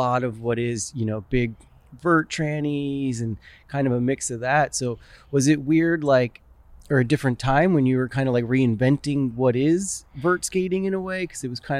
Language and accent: English; Florida, United States; I grew up in Florida, like in, you know, the 90s